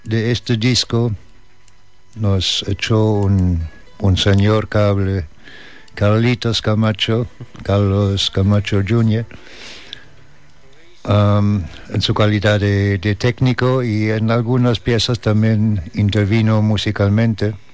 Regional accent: Germany; born there; nací en Alemania por accidente. Por el mismo accidente tengo pasaporte alemán tengo más familia en Estados Unidos que en Alemania.

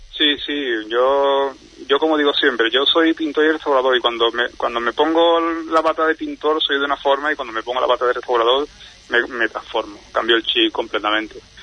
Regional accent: Seville, Andalusia, Spain; Yo soy sevillano

